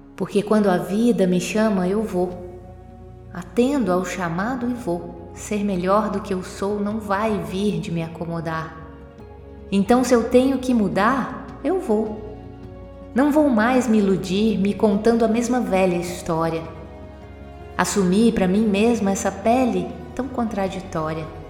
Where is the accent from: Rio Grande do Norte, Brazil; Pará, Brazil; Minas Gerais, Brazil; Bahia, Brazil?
Minas Gerais, Brazil; E em Minas Gerais a gente tem muito o costume de dizer Dom Covim, Oncotô, Poncovô